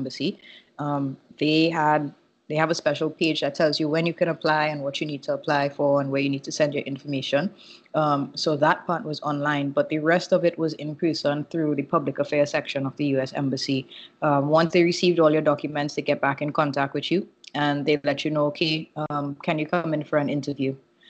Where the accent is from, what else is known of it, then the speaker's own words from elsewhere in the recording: Trinidad & Tobago; moved away as an adult; now in Brooklyn, United States; So I am now relocated from Trinidad to Brooklyn, mostly because I am here to do my master's at NYU.